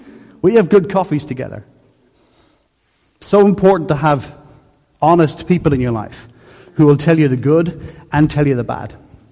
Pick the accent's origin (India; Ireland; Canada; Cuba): Ireland; Dublin, Leinster; I am Irish through my core. Whether I sound it or not is another issue. But I am because I was born and raised in Dublin, in Coolock. Coolock.